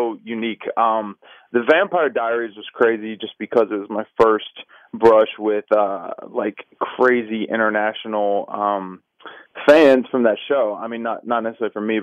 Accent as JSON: {"language": "English", "town": "McDonough", "region": "Georgia", "country": "United States", "tie": "born or raised there", "said": "I grew up in McDonough, Georgia, on horses and stuff"}